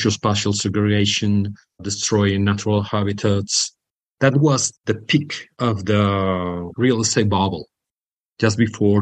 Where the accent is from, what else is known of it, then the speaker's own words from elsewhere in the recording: Mallorca, Balearic Islands, Spain; I'm from the Balearics. The mother of my father was from Palma, and the parents of my mother were from Mallorca, and I was grown here